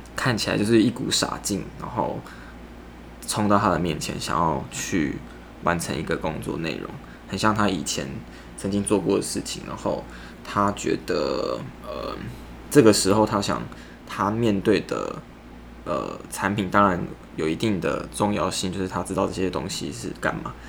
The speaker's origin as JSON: {"language": "Chinese", "country": "Taiwan", "said": "我是台湾人"}